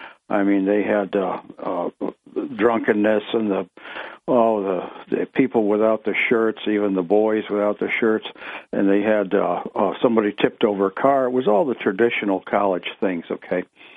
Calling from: Ithaca, New York, United States; of Greater Ithaca.

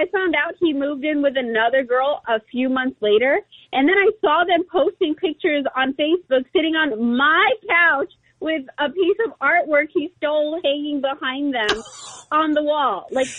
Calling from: Princeton, New Jersey, United States; Oh, okay. … from Princeton.

